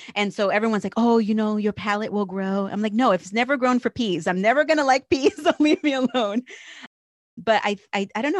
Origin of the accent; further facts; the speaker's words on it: New Jersey, United States; I'm from New Jersey, born and raised. So, I'm a Jersey girl